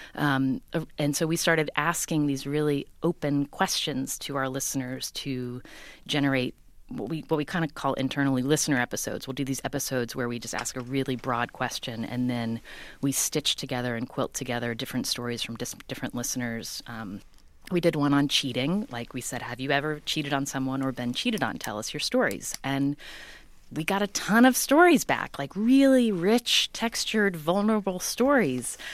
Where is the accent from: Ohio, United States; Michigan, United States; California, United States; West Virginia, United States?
West Virginia, United States; Charleston; moved away as an adult; also born or lived in Stanford; I grew up in Charleston, West Virginia, the capital city.